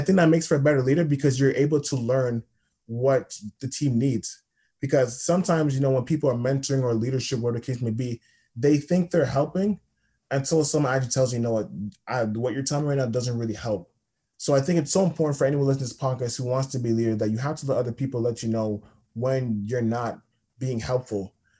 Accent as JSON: {"language": "English", "town": "Toronto", "region": "Ontario", "country": "Canada", "said": "So basically, yeah, I'm from Toronto."}